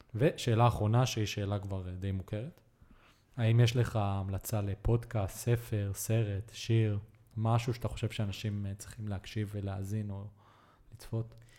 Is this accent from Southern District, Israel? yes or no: yes; Be'eri, Southern District, Israel; also born or lived in Netanya, Israel / Colombia; גדלתי בנגרייה בקיבוץ אה, של סבא וסבתא שלי